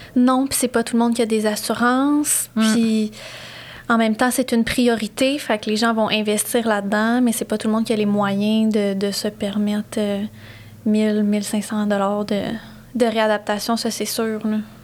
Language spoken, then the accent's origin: French; Sherbrooke, Quebec, Canada; also born or lived in Montreal; je suis originaire de Sherbrooke